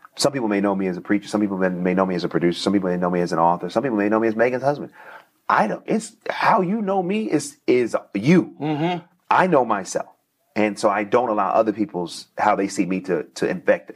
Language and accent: English; Oakland, California, United States; I'm from Northern California.